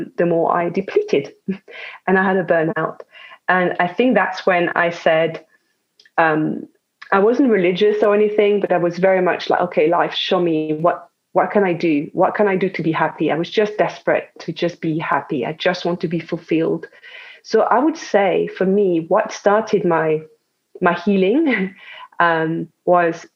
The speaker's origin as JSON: {"language": "English", "country": "France", "tie": "born or raised there", "second_language": "English", "moved": "yes", "said": "as you can hear probably, I was born in France"}